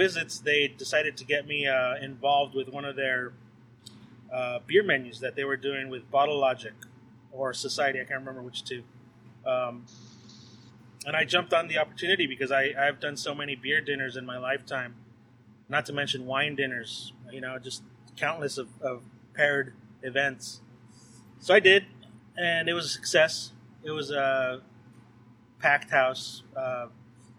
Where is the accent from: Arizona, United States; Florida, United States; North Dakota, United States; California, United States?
California, United States; Whittier; Back in my hometown of Uptown Whittier